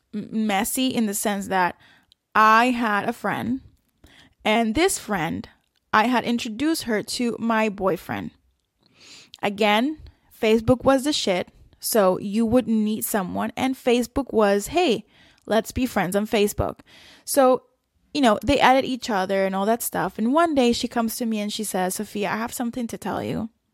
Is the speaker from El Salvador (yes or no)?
yes; El Salvador; moved away; also born or lived in South Korea / Qatar; I grew up in El Salvador. We had then moved to South Korea, and from there we moved to Qatar